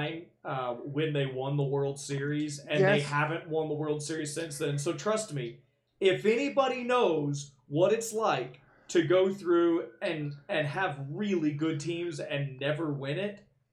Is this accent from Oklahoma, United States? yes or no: yes; Norman, Oklahoma, United States; Totally different feel in the 90s growing up in Norman